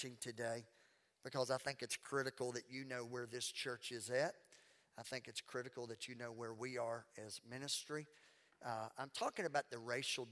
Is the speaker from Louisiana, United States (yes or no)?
yes; Louisiana, United States; accent: Southern; also born or lived in Mississippi; now in Texas, United States; I was born in Mississippi. I was raised in Louisiana